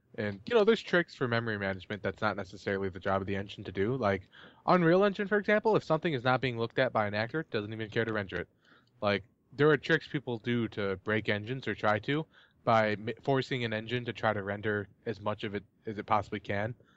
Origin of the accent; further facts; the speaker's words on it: United States; I'm an American